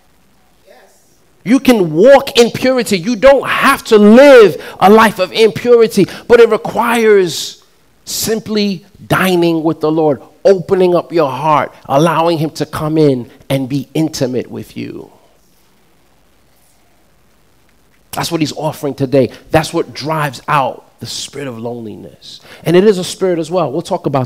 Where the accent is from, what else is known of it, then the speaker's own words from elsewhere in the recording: New York City, New York, United States; I'm from Queens